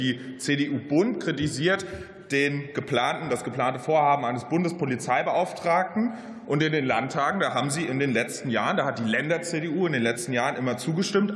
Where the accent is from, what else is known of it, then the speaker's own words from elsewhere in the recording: Mainz, Rhineland-Palatinate, Germany; in meiner Heimat Mainz